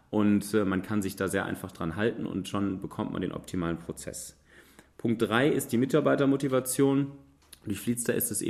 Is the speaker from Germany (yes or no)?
yes; Münster, North Rhine-Westphalia, Germany; Tja, ich selber würde mich als Münsteraner als Mobilitätsrebellen bezeichnen.